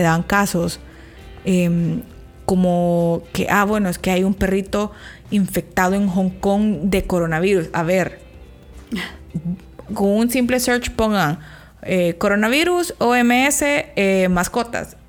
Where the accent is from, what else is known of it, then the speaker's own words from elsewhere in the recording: El Salvador; nosotras que somos salvadoreñas